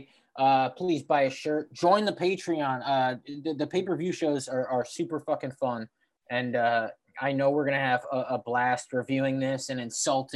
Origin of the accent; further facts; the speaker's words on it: New Jersey, United States; I grew up in Jersey.